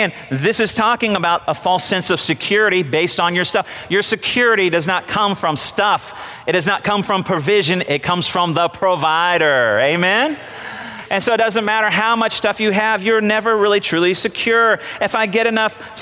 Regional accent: United States; I'm an American

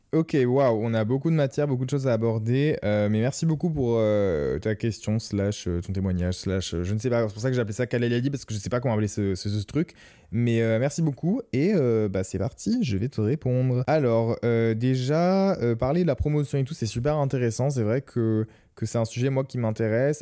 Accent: Lorraine, Grand Est, France; chez moi en Lorraine quand j'étais adolescent

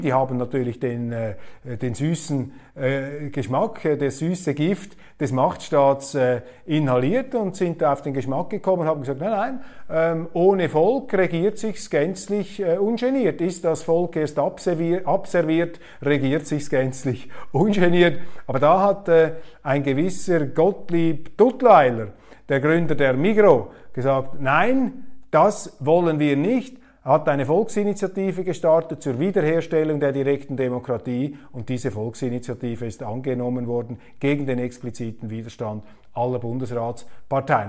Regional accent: Switzerland; als Schweizer

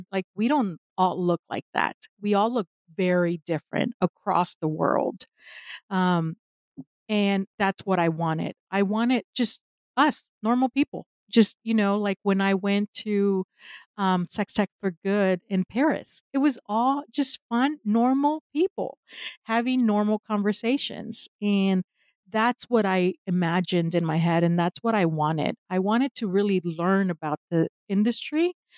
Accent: Mexico; now in United States; I am in the United States, although I am originally from Mexico. I am based in the US. This is where I got my education and I stayed here

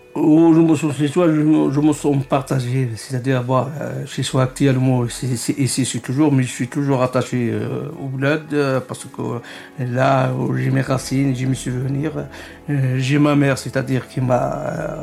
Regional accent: Morocco; moved away as an adult; now in France; j'ai quitté le Maroc pendant, c'est-à-dire, une dizaine d'années

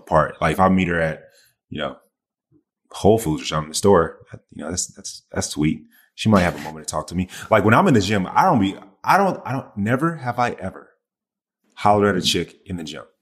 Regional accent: the South, United States; I'm from the South. I say, "Yes, ma'am, no, ma'am, yes, sir, no, sir."

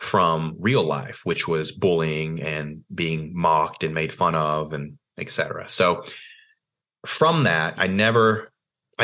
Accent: Athens, Tennessee, United States; I grew up in Tennessee, small town called Athens, Tennessee.

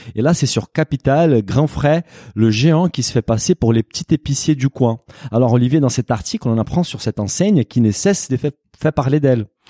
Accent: Brazil; French is a second language; now in France; je suis brésilien

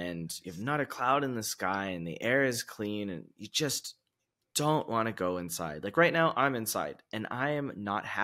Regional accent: United States; moved away as an adult; also born or lived in China / Vietnam; now in Portugal; being American

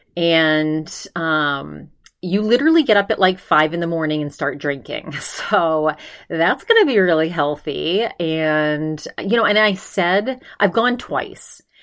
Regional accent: Maine, United States; moved away; my home state of Maine

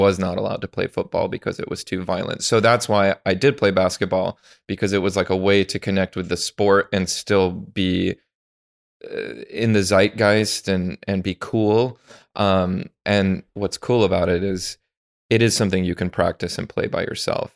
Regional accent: Chicago, Illinois, United States; we grew up in the era of the Bulls. I, I'm from Chicago

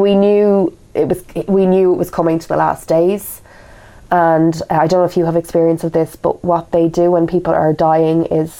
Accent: Kildare, Leinster, Ireland; moved away as an adult; also born or lived in Dublin; now in England; We're from Kildare, which is a county south of Dublin.

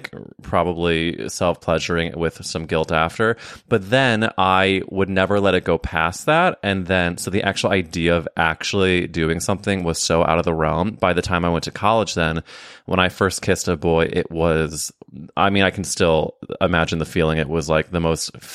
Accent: Midwest, United States; moved away as an adult; also born or lived in New York; when I was growing up in the Midwest

